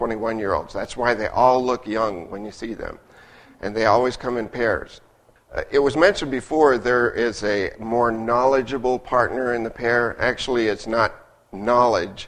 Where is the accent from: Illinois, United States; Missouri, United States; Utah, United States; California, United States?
Utah, United States; I was born and raised in Utah, the oldest of two children